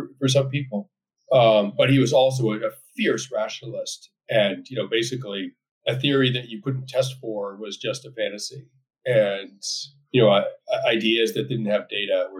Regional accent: Belmont, Massachusetts, United States; moved away as an adult; I grew up in a very safe, affluent, upper middle class community suburb outside of Boston called Belmont

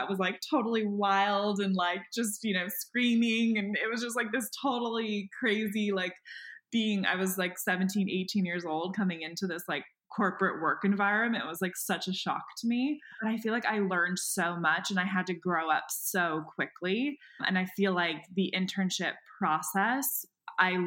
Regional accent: San Diego, California, United States; also born or lived in San Francisco / New York / San Luis Obispo; now in Los Angeles, United States; I'm from San Diego. Well, I kind of grew up in San Francisco, lived in New York for like a small bit of time, and then kind of landed in San Diego. And that's where I did elementary through high school.

